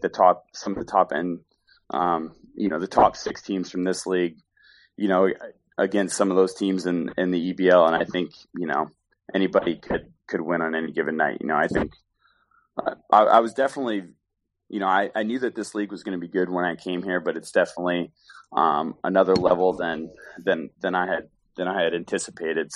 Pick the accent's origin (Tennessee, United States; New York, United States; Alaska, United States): Alaska, United States; moved away; I was from Alaska. And I was from Alaska